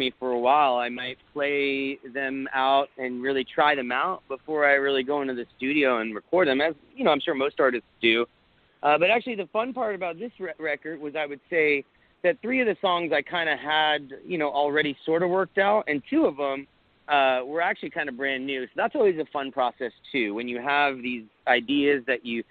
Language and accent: English; South Florida, United States; now in Austin, United States; I grew up in South Florida